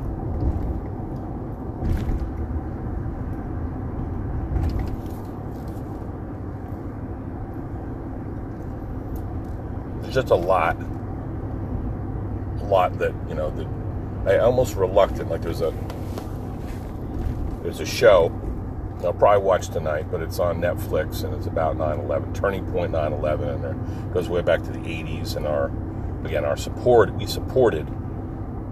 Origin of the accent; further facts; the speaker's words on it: New Jersey, United States; I'm from New Jersey